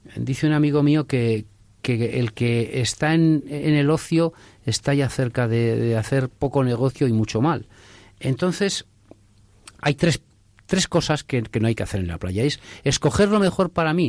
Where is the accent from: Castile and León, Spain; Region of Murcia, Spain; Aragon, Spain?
Castile and León, Spain; Mi pueblo está en Castilla León